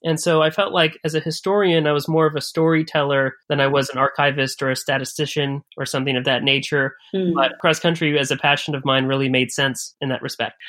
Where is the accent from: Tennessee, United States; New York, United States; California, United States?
California, United States; Bay Area; moved away as an adult; also born or lived in Chicago, United States; I grew up in the United States, in California, on the West Coast, in the Bay Area